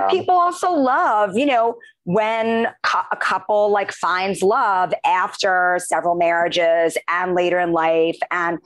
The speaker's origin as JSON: {"language": "English", "town": "New York City", "region": "New York", "country": "United States", "tie": "born or raised there", "said": "he grew up right near where I grew up in Queens."}